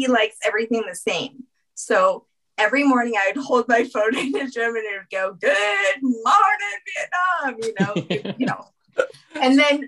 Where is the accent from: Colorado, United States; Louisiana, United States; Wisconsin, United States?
Louisiana, United States; New Orleans; I'm from New Orleans.